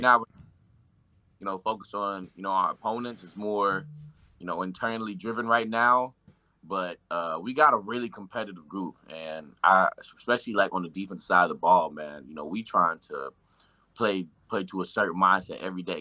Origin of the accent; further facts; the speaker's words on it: Nashville, Tennessee, United States; moved away; I'm from Nashville, I'm from the Nashville area